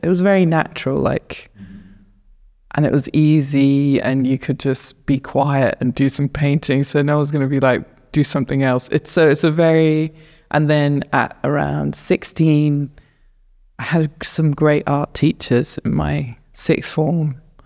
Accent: north of Luton, East of England, United Kingdom; moved away as an adult; also born or lived in Southeast London; now in London, United Kingdom; I was born in London, and then we very quickly moved out of London to north of Luton.

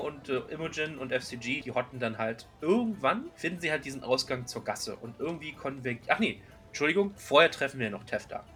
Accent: Berlin, Germany; bei uns in Berlin

